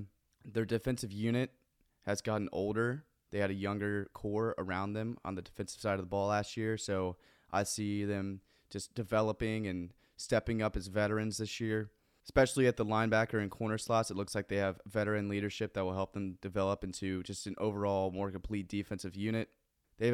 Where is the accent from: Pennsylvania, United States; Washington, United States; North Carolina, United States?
North Carolina, United States; moved away; I'm originally from North Carolina, so I grew up an ACC football and basketball fan.